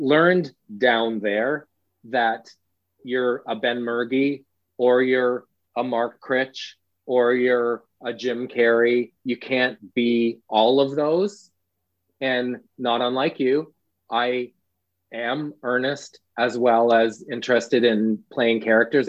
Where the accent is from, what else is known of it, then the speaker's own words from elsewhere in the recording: East Coast Canada, Atlantic Canada, Canada; as a Canadian, self-deprecating by nature, and East Coast Canadian, especially self-deprecating